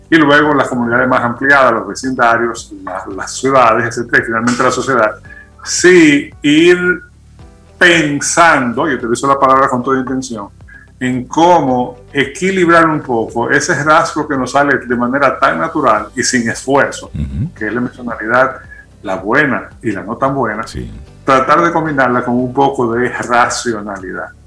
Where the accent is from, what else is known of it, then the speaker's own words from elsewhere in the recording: Dominican Republic; si los dominicanos no fuéramos como fuéramos, no fuéramos dominicanos